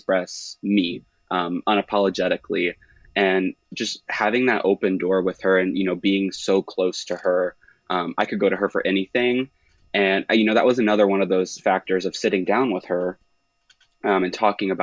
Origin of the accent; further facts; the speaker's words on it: Indianapolis, Indiana, United States; I'm from the Indianapolis area